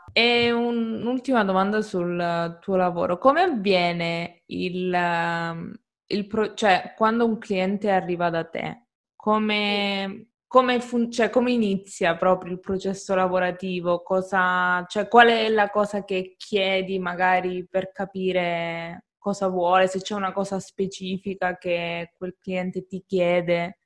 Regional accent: Calabria, Italy; io sono calabrese

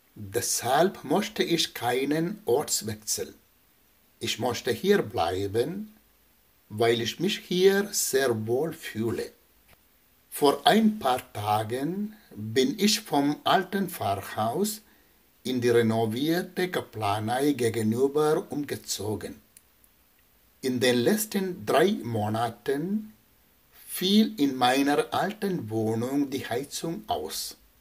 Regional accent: Kerala, India; German is a second language; moved away as an adult; also born or lived in Ibbenbüren, Germany; now in Laggenbeck, Germany; Ich komme aus Kerala, einem Land im Südwesten Indiens

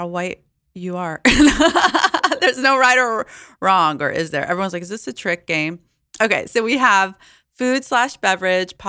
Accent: Alabama, United States; now in New York, United States; I grew up in Alabama

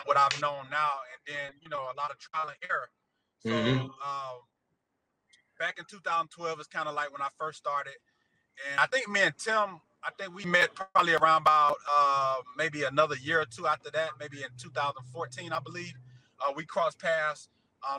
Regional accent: Atlanta, Georgia, United States; also born or lived in Chicago, Illinois; I really claim Atlanta because I've been here most of my life, but I was just born there.

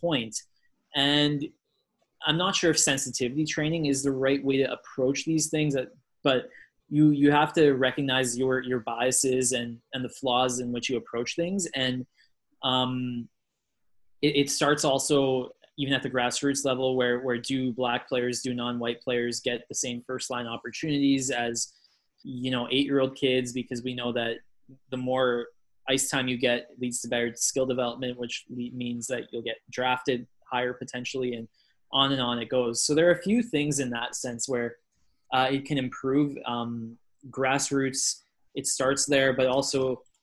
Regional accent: Edmonton, Alberta, Canada; I grew up in Edmonton

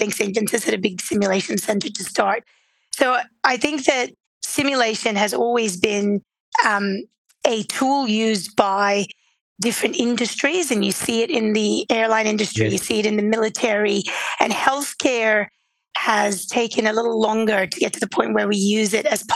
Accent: Beirut, Beirut Governorate, Lebanon; moved away as an adult; now in Australia; I wasn't born in Australia. I was born in Beirut, Lebanon, and I always wanted to be a doctor. And then my journey brought me to Australia to study medicine

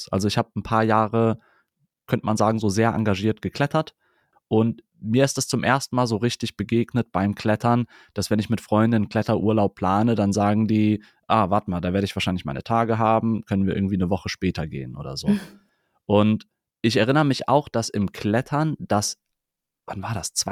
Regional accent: Cologne, North Rhine-Westphalia, Germany; Ich bin in Ehrenfeld groß geworden

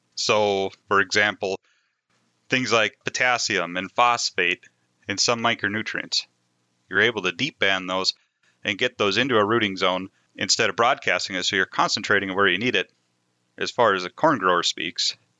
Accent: Moorhead, Minnesota, United States; also born or lived in Devils Lake area, North Dakota; I grew up in the Red River Valley, just outside of Fargo Moorhead on the Minnesota side

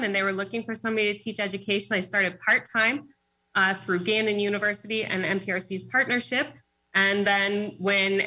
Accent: Pittsburgh, Pennsylvania, United States; moved away as an adult; now in Erie, United States; I grew up in Pittsburgh, Bishop Canavan High School, and I came up here to Erie to study at Mercyhurst

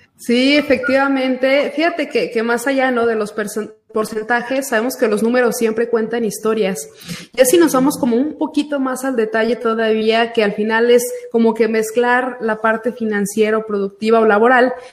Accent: Aguascalientes, Mexico; soy nacida aquí en Aguascalientes, vivo aquí en Aguascalientes

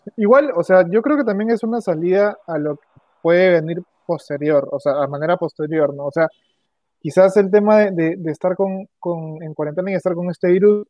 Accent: Peru; como peruano

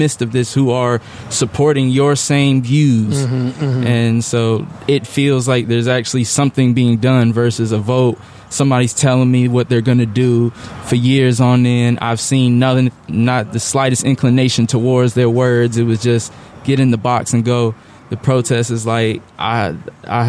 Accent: Raleigh, North Carolina, United States; I'm from Raleigh, born and raised on the South Side. Still ain't left

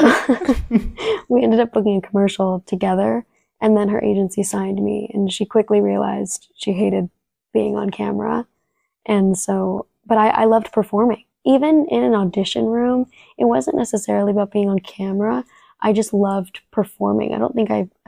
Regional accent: San Diego, California, United States; first language Spanish; English is a second language; I grew up in San Diego, California

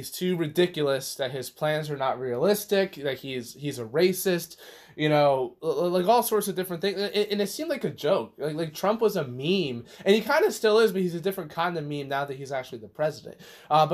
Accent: Texas, United States; I'm from Texas

